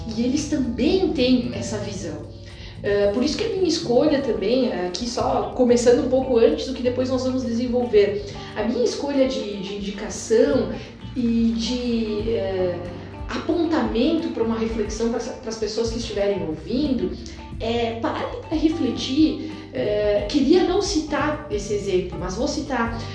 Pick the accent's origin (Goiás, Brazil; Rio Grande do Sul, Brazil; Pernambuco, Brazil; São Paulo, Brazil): Rio Grande do Sul, Brazil; Muçum; eu venho de uma, uma pequena cidade do Vale do Taquari, de 5 mil habitantes, eh, crescida em família tipicamente descendente de italiano